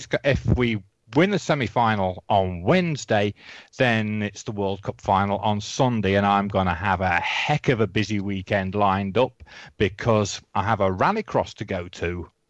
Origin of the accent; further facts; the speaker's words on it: England, United Kingdom; moved away; It's difficult to explain what this means to me as an Englishman.